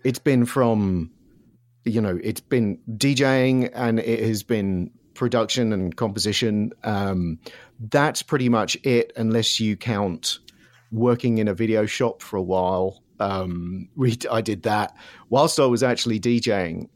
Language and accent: English; Surrey, South East England, United Kingdom; moved away as an adult; also born or lived in London; now in Los Angeles, United States; originally grew up in, just south of London in Surrey